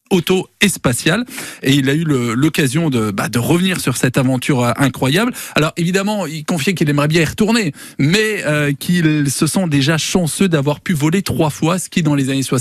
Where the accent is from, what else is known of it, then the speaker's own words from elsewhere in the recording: Mayenne, Pays de la Loire, France; chez nous en Mayenne